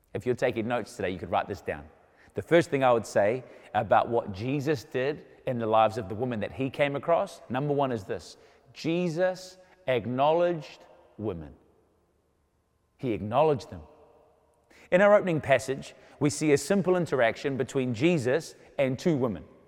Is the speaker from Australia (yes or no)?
no; New Zealand; I was born in New Zealand